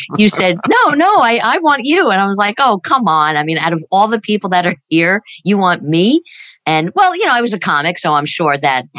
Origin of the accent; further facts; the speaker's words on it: New York, United States; moved away as an adult; I grew up in New York